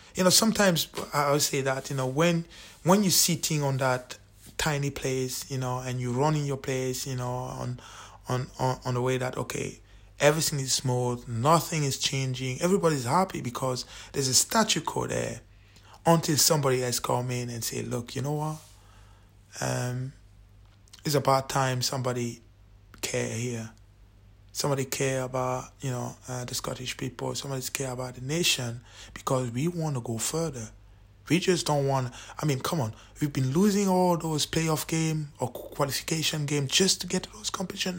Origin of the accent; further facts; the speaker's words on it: Cameroon; now in Scotland, United Kingdom; I'm from Cameroon